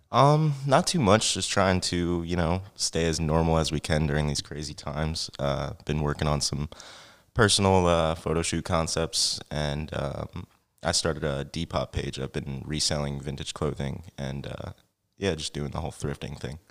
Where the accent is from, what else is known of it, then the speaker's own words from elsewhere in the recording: Franklin Township, New Jersey, United States; now in Easton, Pennsylvania, United States; I was actually born in New Jersey.